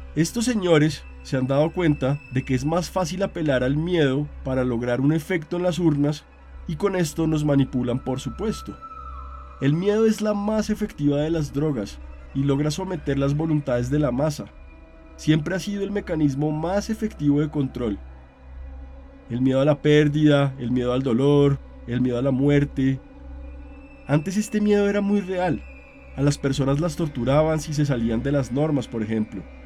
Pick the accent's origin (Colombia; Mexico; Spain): Colombia; mi país, Colombia